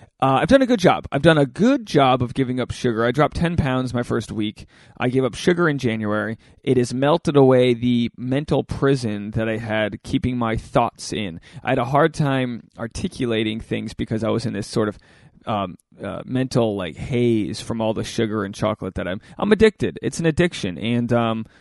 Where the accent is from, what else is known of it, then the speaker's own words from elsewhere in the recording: Rhode Island, United States; now in Los Angeles, United States; I'm from Rhode Island. I'm from a nice, humble state of Rhode Island where nobody's cool.